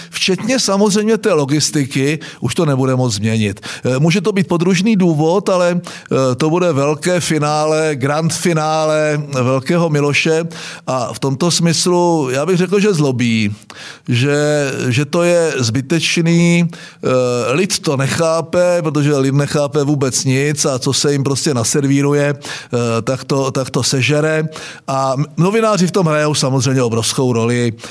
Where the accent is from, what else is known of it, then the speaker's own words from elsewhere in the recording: Vsetín, Zlín Region, Czechia; a já jsem byl ze Vsetína.